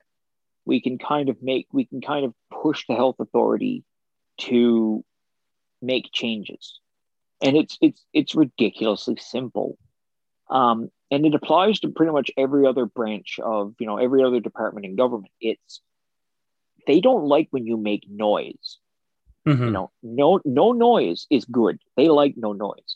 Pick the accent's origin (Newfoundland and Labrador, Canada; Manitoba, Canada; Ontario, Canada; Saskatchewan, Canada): Newfoundland and Labrador, Canada; Port aux Basques; I'm from Portabasque, so I gotta shout out my town.